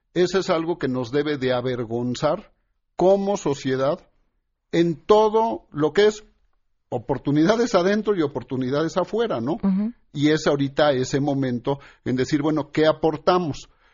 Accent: Mexico; todos somos mexicanos

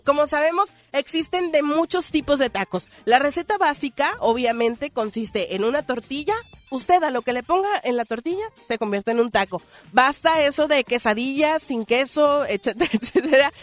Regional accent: Mexico; nosotros como mexicanos

